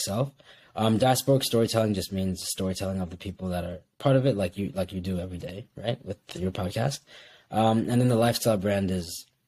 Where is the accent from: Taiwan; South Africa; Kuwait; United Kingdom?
Kuwait; also born or lived in Bangladesh; now in United States; me being a Bengali American that grew up in Kuwait